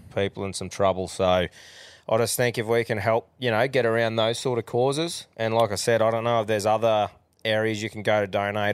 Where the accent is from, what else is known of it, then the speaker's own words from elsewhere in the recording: Australia; as an Australian